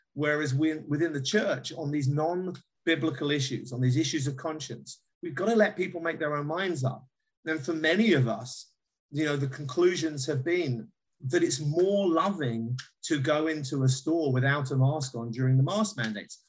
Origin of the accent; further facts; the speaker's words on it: United Kingdom; as a Brit